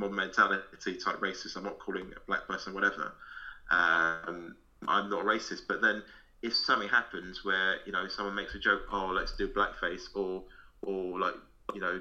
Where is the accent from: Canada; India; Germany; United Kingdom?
United Kingdom; London; I'm from London.